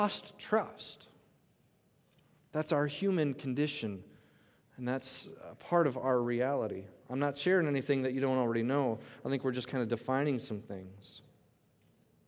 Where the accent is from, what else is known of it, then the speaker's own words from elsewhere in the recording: Coon Rapids, Minnesota, United States; in Minnesota, I grew up in Coon Rapids.